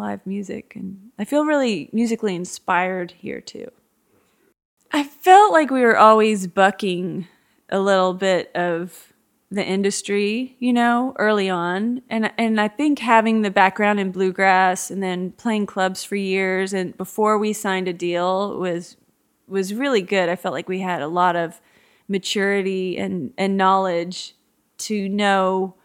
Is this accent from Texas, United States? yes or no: yes; Dallas, Texas, United States; also born or lived in Georgetown, Texas; now in Lakeway, United States; Growing up in Dallas